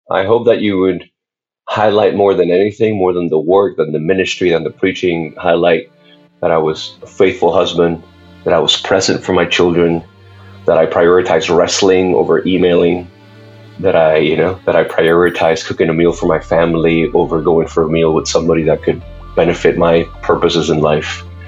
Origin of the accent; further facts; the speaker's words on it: Puerto Rico; I was born and raised in Puerto Rico